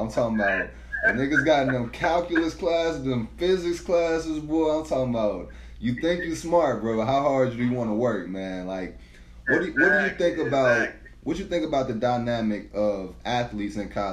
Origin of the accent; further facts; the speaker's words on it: St. Louis, Missouri, United States; I'm from St. Louis, so like city full of hustlers